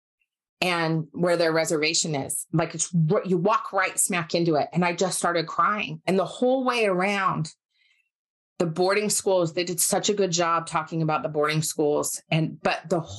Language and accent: English; Park City, Utah, United States; moved away; also born or lived in Salt Lake City, Utah; I was born and raised in Utah. I grew up in Park City, mostly in Park City, but some in Salt Lake until I was about 11